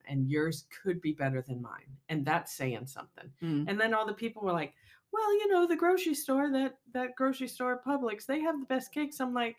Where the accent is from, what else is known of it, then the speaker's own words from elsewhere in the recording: Florida, United States; growing up in Florida, we weren't super close to a store, a grocery store.